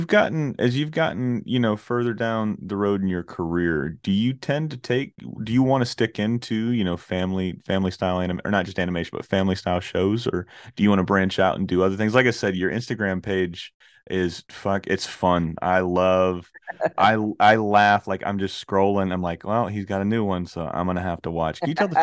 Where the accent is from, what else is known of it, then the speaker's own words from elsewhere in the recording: the South, United States; So I'm from the South, man. So Granny instilled in me real young, man, you got to have really good fried chicken and you've got to have really good mac and cheese.